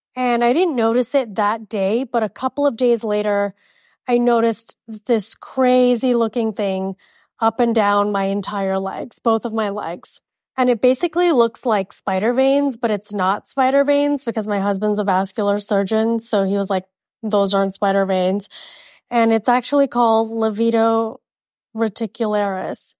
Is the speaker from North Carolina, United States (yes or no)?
no; Miami, Florida, United States; moved away as an adult; now in Arizona, United States; Living in Miami would be a dream. it's my hometown